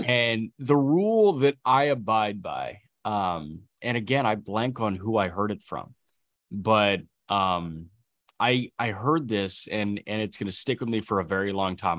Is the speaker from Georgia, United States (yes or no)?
no; Chicago, Illinois, United States; growing up around Chicago media